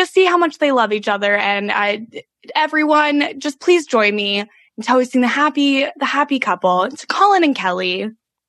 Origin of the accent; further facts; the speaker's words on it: Canada; That is true. We are Canadian and we have that bond.